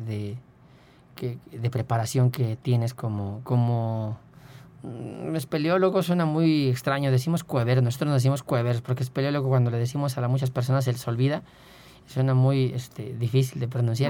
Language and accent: Spanish; Querétaro, Mexico; moved away; yo soy de Querétaro y, en ese entonces yo estaba por allá